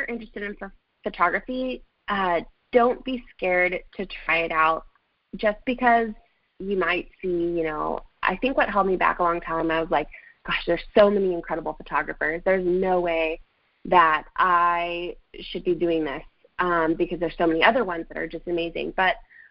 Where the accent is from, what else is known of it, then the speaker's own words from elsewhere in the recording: Fresno, California, United States; moved away as an adult; now in Connecticut, United States; We were in Central Valley in Fresno, California.